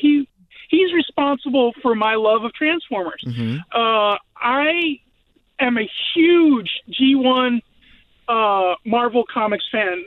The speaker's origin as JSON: {"language": "English", "town": "San Antonio", "region": "Texas", "country": "United States", "tie": "born or raised there", "moved": "as an adult", "lives_now": "Graham, United States", "said": "I grew up in San Antonio, Texas"}